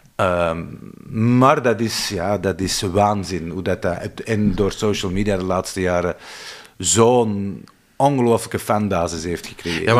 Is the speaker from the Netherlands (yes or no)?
no; Kempen, Flanders, Belgium; bij ons in de Kempen